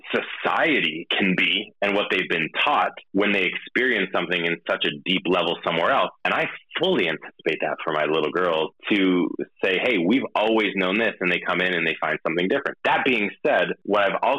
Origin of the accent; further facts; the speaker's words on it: Jamestown, New York, United States; moved away as an adult; also born or lived in Belgium; grew up in Jamestown, New York